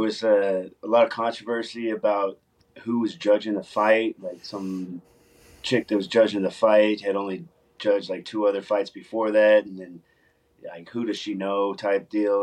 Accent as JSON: {"language": "English", "town": "Los Angeles", "region": "California", "country": "United States", "tie": "born or raised there", "moved": "yes", "lives_now": "Texas, United States", "said": "I grew up in Los Angeles, so got in a lot of fights out there. When I moved to Texas"}